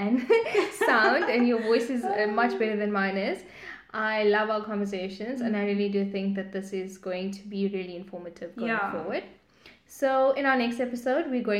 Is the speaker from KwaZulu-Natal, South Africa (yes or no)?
yes; Durban, KwaZulu-Natal, South Africa; being raised in the Indian community in Durban